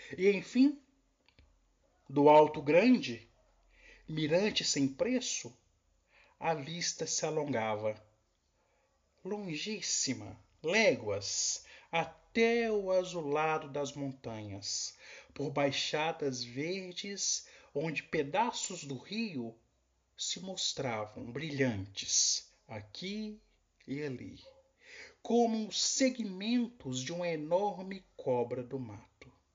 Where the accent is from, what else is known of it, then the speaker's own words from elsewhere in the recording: Cordisburgo, Minas Gerais, Brazil; Sou aqui de Cordesburgo, Minas Gerais, terra de Guimarães Rosa